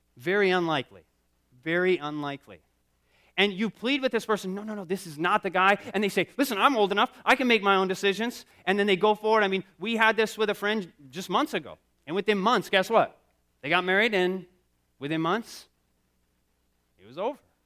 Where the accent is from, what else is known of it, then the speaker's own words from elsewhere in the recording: Michigan, United States; I come from Michigan